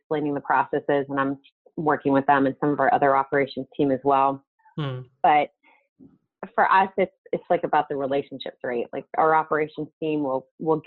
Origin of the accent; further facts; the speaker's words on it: southwestern Pennsylvania, United States; I grew up in a very small town called Deanston Borough. It's southwestern Pennsylvania, almost into West Virginia